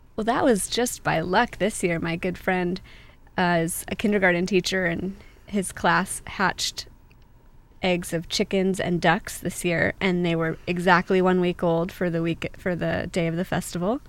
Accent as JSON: {"language": "English", "town": "San Clemente", "region": "California", "country": "United States", "tie": "born or raised there", "also_born_or_lived": "Laguna Hills / Laguna Beach / Trabuco Canyon", "said": "I was born in San Clemente, and I have pretty much a typical Orange County upbringing."}